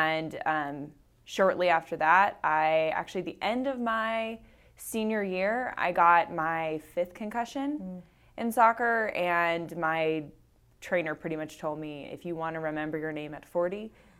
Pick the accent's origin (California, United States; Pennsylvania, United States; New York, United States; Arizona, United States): California, United States; Orange County; also born or lived in Tampa; now in Folsom, United States; I grew up in Orange County.